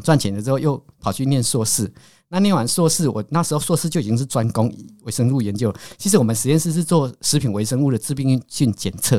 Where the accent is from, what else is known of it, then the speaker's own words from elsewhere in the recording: Caotun, Nantou County, Taiwan; moved away as an adult; now in Taichung, Taiwan; 我是南投县草屯镇的人哦。嗯。那我们草屯镇还有一个更偏僻的地方叫石川里，嗯。所以我们是靠近那个猫罗溪